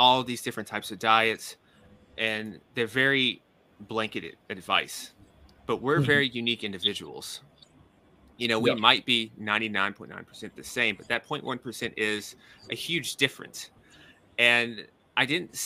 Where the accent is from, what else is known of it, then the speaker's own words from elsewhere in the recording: Nashville, Tennessee, United States; moved away as an adult; also born or lived in New York City; I'm from Nashville, Tennessee. That's the southern portion of the U.S.